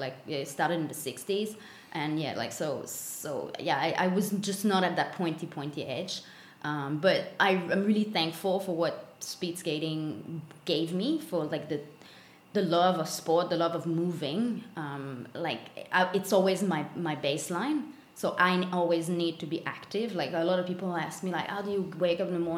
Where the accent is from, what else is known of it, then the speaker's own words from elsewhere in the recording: Longueuil, Quebec, Canada; first language French; English is a second language; moved away as an adult; also born or lived in Australia; I'm born and raised in Longueuil, which is south shore of Montreal, Canada.